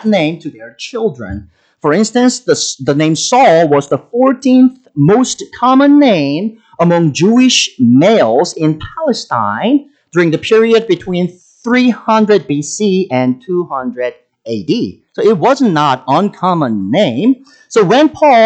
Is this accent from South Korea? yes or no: yes; South Korea; English is a second language; moved away as an adult; now in United States